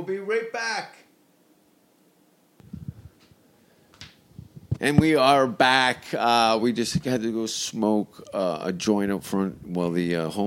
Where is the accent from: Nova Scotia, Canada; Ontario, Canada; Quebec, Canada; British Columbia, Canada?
Ontario, Canada; Hamilton; moved away as an adult; now in Los Angeles, United States; I'm heading back to my hometown for the first time in over two decades. I'm going to take up a residency in Hamilton, Ontario